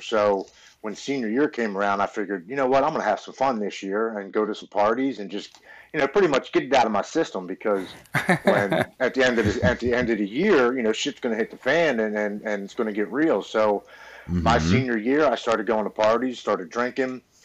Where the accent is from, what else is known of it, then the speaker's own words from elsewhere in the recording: Baltimore, Maryland, United States; I'm born and raised in Baltimore, Maryland